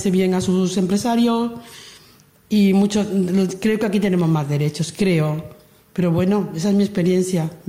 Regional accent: Lucena, Andalusia, Spain; moved away as an adult; now in Barcelona, Spain; tengo 60 años, soy de Córdoba, de Lucena, y llevo más de 40 años viviendo en Barcelona.

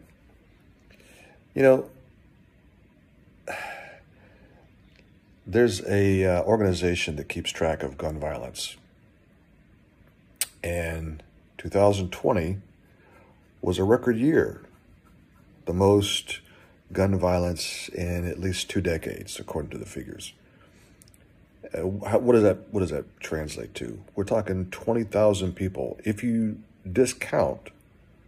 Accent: Texas, United States; I grew up in Texas. I am from Texas

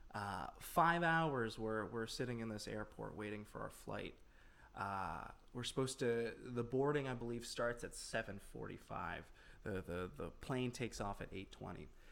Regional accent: Florida, United States; moved away; I spent 14 years of my adolescence growing up in Florida

